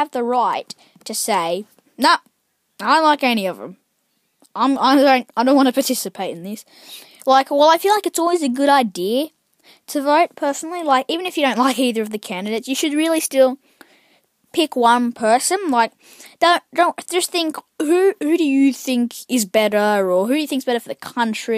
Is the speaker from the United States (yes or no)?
no; Australia; I'm Australian